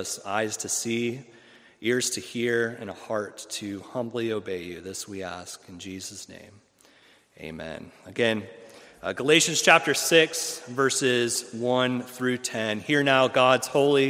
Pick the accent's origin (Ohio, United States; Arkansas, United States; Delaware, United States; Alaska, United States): Ohio, United States; moved away as an adult; also born or lived in Fort Campbell, Kentucky; now in Jackson, United States; I'm originally from Ohio